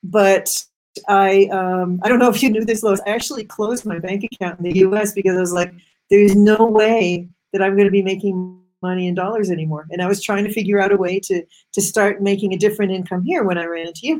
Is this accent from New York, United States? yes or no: no; Massachusetts, United States; I grew up in Massachusetts, which is the cradle of computers